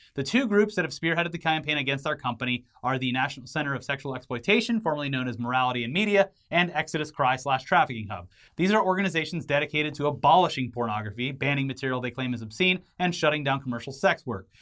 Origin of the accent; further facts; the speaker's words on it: United States; I was born here